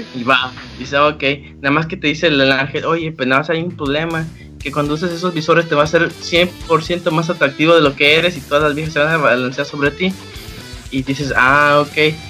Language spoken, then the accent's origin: Spanish; Veracruz, Mexico; Nací en Veracruz